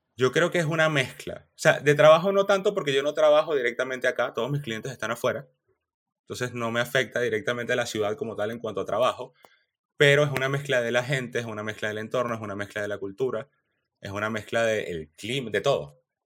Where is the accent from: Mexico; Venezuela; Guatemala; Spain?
Venezuela; moved away as an adult; also born or lived in Chile; Yo salí de Venezuela y me fui a Chile